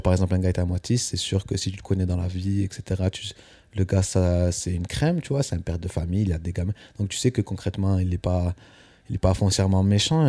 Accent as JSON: {"language": "French", "town": "Albias", "region": "Occitania", "country": "France", "moved": "as an adult", "lives_now": "Paris, France", "said": "je viens du sud-ouest de la France, dans un petit village près de Toulouse qui s'appelle Albias"}